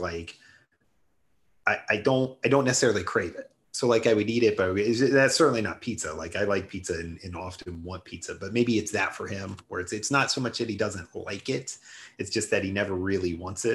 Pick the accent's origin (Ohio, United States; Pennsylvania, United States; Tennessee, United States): Ohio, United States; I'm from Ohio.